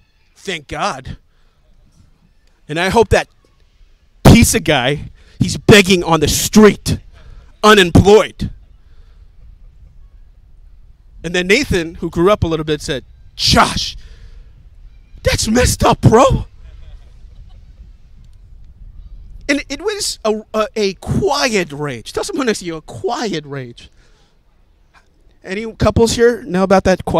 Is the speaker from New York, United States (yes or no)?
yes; New York City, New York, United States; I'm a New Yorker. I grew up here